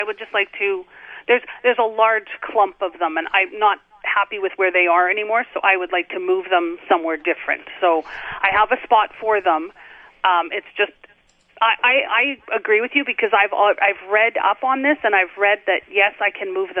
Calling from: north of Beausejour, Manitoba, Canada; I am calling from north of Beausejour.

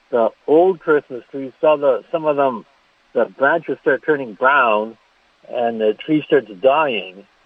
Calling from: Lebo, Kansas, United States

